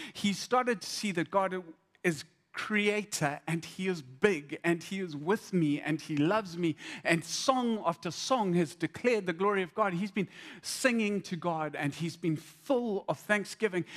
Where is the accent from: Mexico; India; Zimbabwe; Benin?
Zimbabwe; I, I grew up in Zim